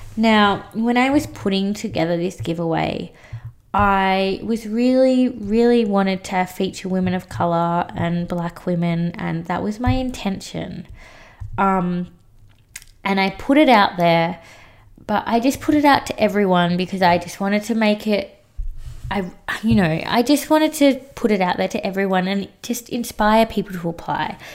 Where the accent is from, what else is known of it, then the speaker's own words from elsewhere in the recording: Australia; I was adopted as a little baby by a white family. And I grew up in Australia